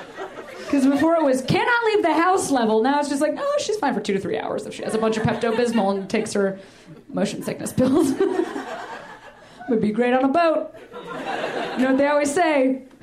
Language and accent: English; Boston, Massachusetts, United States; Pretty fresh. I'm a Bostonian.